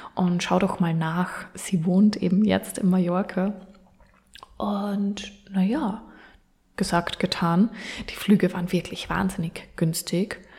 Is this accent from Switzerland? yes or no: no; Austria; now in Vienna, Austria; von Wien weg nach Linz, beziehungsweise von meinem Heimatort nach Linz, ist es jeweils circa eine gute Stunde